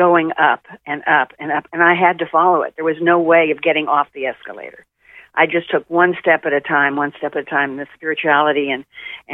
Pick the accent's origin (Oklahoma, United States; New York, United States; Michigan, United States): Oklahoma, United States; Tulsa; moved away; I grew up in Tulsa, Oklahoma, which was very homogenous at the time.